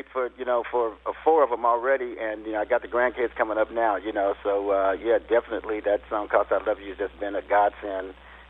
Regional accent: United States; because I'm an American, you know what I mean?

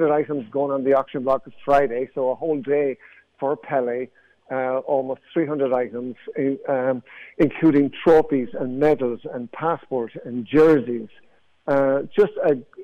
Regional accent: Athlone, Leinster, Ireland; moved away as an adult; now in United States; I'm from the south, and near Dublin, but the very center of the country, a place called Athlone

